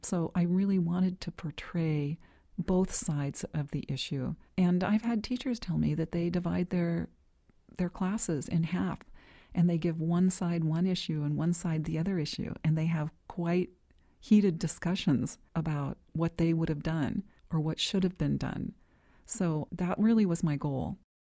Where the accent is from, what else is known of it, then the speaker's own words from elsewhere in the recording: Bakersfield, California, United States; I grew up in Bakersfield, California